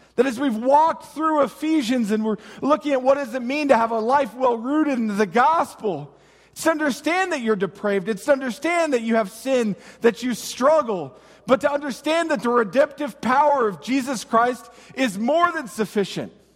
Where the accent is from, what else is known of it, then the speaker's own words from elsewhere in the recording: United States; us as Americans